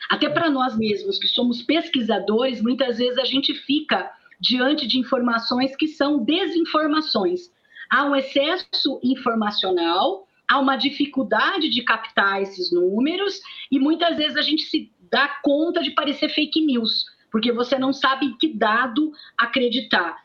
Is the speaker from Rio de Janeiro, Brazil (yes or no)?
no; interior of São Paulo, Brazil; Eu sou do interior de São Paulo